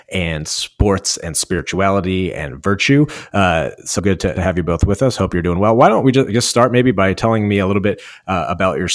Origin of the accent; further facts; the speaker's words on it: New Jersey, United States; I'm from New Jersey, where like youth soccer is like the official state sport.